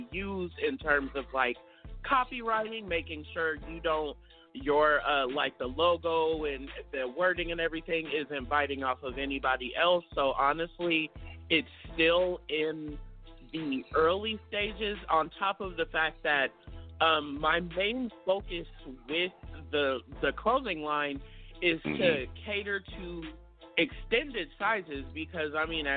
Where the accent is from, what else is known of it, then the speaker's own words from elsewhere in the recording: Portland, Oregon, United States; I am from Portland, Oregon. I was actually born and raised here.